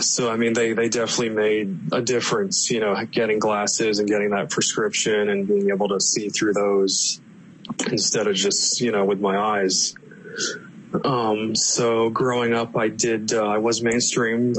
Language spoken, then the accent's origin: English; Palm Harbor, Florida, United States; I was uh, born and bred in the Tampa Bay area here in Florida. So I grew up in Palm Harbor